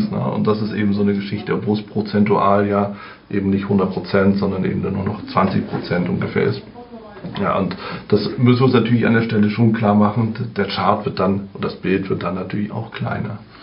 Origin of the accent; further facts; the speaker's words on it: Germany; bei uns in Deutschland